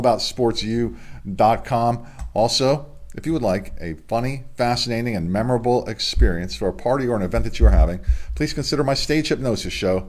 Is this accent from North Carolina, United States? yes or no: no; Delaware, United States; for parents of high school athletes here in my home state in Delaware.